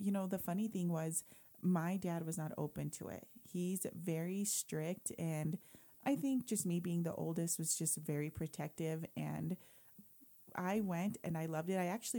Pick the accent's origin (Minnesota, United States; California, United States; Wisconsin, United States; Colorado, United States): Colorado, United States; Greeley; also born or lived in Garden City, Kansas; So I was born in Garden City, Kansas, and was brought to Greeley as a newborn. So my parents met here in Greeley, then went to Garden, and we came back. So I've been here in Greeley my whole life.